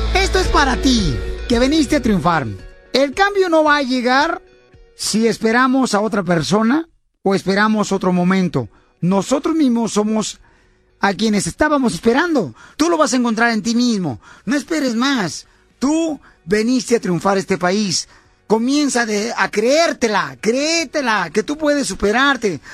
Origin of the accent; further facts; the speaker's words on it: Mexico; now in United States; cuando yo salí de México para poder cruzar la frontera